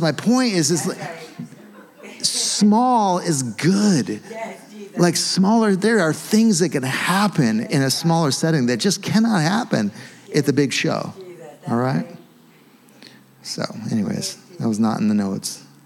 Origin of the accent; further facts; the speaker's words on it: United States; we're American